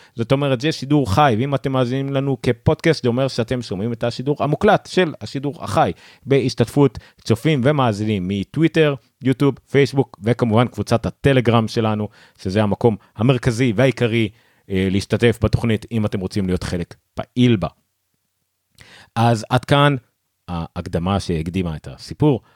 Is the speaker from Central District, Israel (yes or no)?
yes; Ramla, Central District, Israel; אני באתי מרמלה